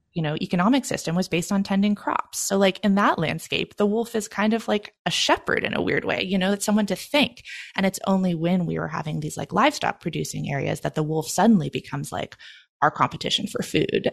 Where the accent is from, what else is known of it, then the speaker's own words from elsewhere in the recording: Oregon, United States; moved away as an adult; also born or lived in Maine; my home state of Oregon